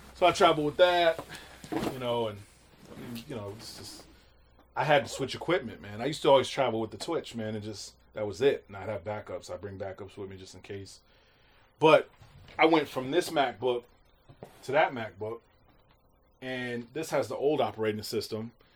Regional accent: Grand Rapids, Michigan, United States; I grew up in Grand Rapids, so growing up in Grand Rapids was like literally top forty everything.

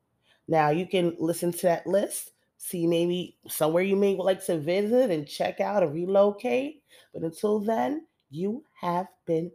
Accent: New York City, New York, United States; I'm a Generation Xer. I grew up in New York City in the 80s and the 90s

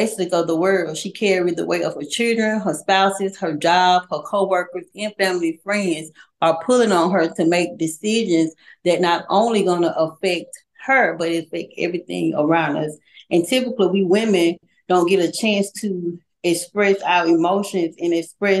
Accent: Montgomery, Alabama, United States; I was born in Montgomery, Alabama. I attended Robert E. Lee High School

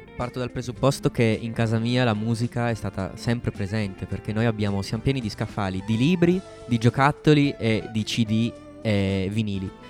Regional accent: Turin, Piedmont, Italy; io sono nato a Torino e ho origini sarde e mia mamma invece è albanese

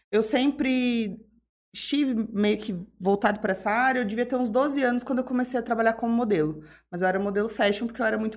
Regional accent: Jales, São Paulo, Brazil; eu sou de Jales, sou nascida e criada aqui, jalesense. Eu gosto muito daqui.

